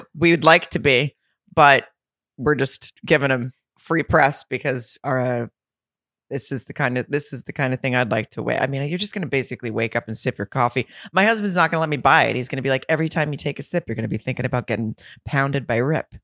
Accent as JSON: {"language": "English", "region": "the South", "country": "United States", "said": "I'm from the South"}